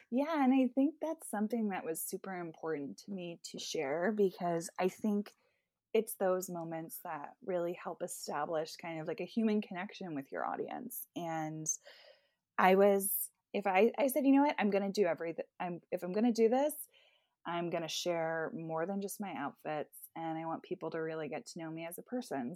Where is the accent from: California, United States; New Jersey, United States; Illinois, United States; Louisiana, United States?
New Jersey, United States; Bedminster; I am from Bedminster, New Jersey, which is pretty much kind of golf and horse country